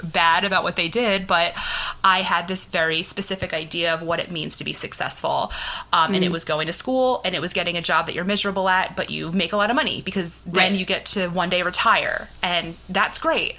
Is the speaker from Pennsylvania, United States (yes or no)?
yes; Philadelphia, Pennsylvania, United States; I'm from Philly.